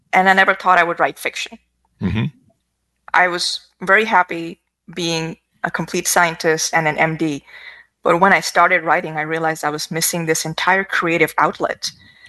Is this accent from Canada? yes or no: no; Pakistan; moved away as an adult; now in United States; I grew up in Pakistan. I've lived half my life there